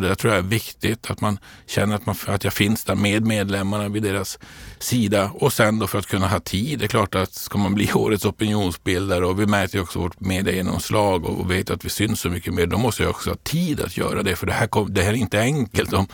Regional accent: Luleå, Norrbotten County, Sweden; moved away as an adult; now in Stockholm, Sweden; jag är född och uppvuxen uppe i Luleå i, i Norrbotten

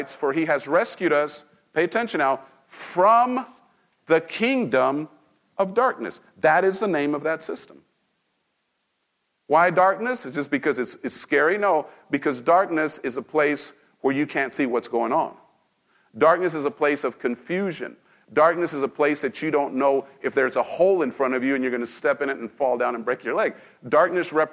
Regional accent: Mexico; now in United States; I was born in this nation. I grew up in Mexico

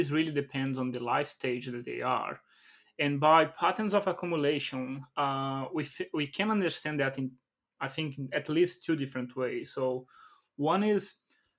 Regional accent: Brazil; I come from Brazil

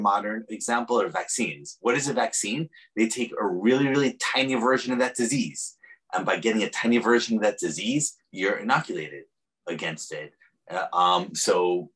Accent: New York City, New York, United States; now in San Francisco, United States; I'm also a New Yorker

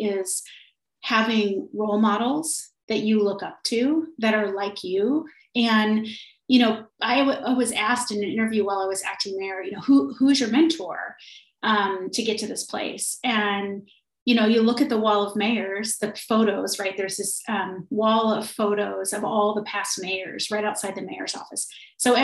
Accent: Trinity County, Northern California, United States; moved away as an adult; now in Anchorage, United States; I'm originally from Northern California. I grew up in a really tiny town in a place called Trinity County

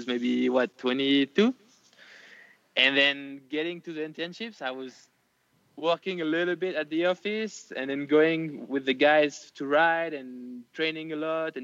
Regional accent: Nice, Provence-Alpes-Côte d'Azur, France; I would come back to Nice, my hometown

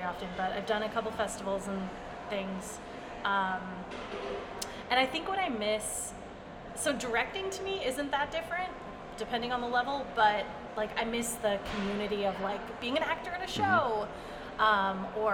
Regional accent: Fallbrook, California, United States; moved away as an adult; also born or lived in New Orleans; now in Houston, United States; I grew up in a town called Fallbrook. It's North San Diego County.

